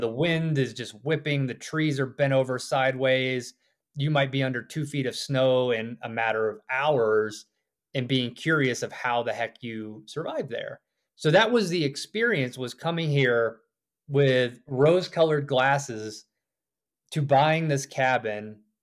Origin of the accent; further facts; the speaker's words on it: the South, United States; moved away as an adult; also born or lived in Georgia / South Carolina / Richmond, Virginia; now in Idaho, United States; I grew up on the East Coast, too, a little further south in Georgia and South Carolina